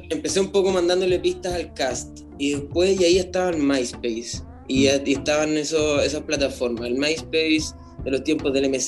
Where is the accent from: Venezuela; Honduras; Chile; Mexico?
Chile; La Reina, Santiago Metropolitan Region; also born or lived in Antofagasta; Yo aparecí en La Reina, nací en Antofagasta con, y viví muy poco en Antofagasta, no me acuerdo casi de nada. Después llegué a San Joaquín, me cambié mucho de casa, siempre he sido gitano